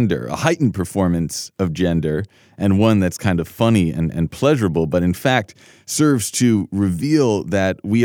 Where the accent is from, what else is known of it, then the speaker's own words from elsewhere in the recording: New York City, New York, United States; I was born on March 26th, 1986 in Lenox Hill Hospital in New York City